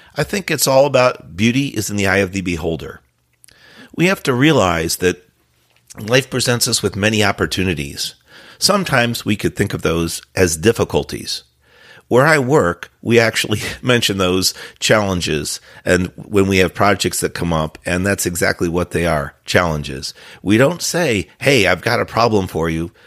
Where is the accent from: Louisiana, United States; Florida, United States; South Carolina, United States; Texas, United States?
Florida, United States; my home state, Florida